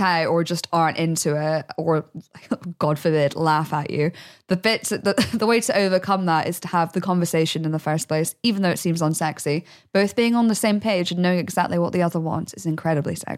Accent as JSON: {"language": "English", "country": "United Kingdom", "tie": "born or raised there", "moved": "yes", "lives_now": "London, United Kingdom", "said": "I grew up in the Midlands"}